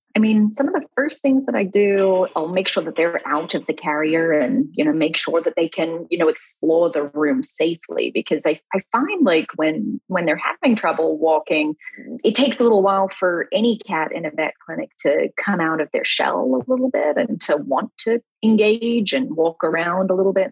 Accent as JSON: {"language": "English", "town": "Melbourne", "region": "Victoria", "country": "Australia", "tie": "born or raised there", "also_born_or_lived": "Western Australia", "said": "I grew up in Australia um, in a city called Melbourne."}